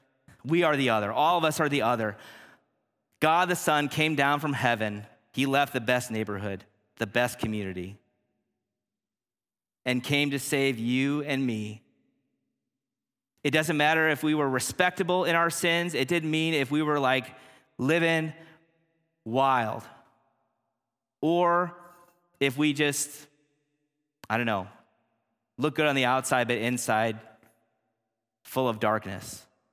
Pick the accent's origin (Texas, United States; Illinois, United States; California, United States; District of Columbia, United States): Illinois, United States; Kankakee; also born or lived in Blue Island, Illinois; I was born in Blue Island, Illinois, which is a suburb right outside the city limits in Cook County. My parents divorced. moved us to a place that I didn't want to go to, Kankakee, Illinois.